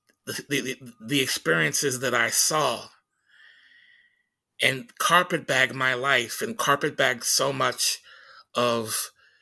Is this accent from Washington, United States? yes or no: yes; Tacoma, Washington, United States; moved away; the tenements that, that I grew up in Hillside Terrace